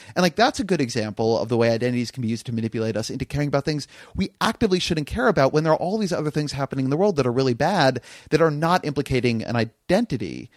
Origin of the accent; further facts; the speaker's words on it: California, United States; I'm Californian